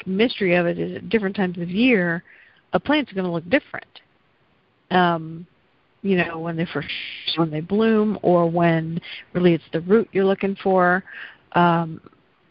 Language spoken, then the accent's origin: English; the South, United States; accent: slight southern; my slight southern accent